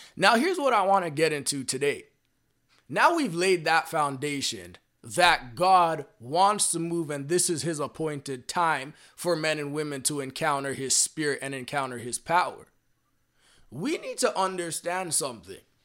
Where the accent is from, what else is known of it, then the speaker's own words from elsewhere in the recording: Canada; I'm personally from Canada right now